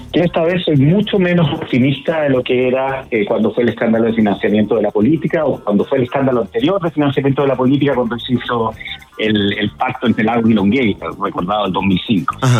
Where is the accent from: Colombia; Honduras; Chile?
Chile; Nosotros somos parte de Latinoamérica